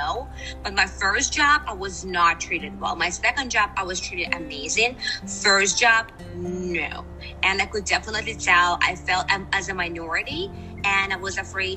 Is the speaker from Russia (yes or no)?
yes; Russia; English is a second language; moved away as an adult; now in United States; I don't want to go back in Russia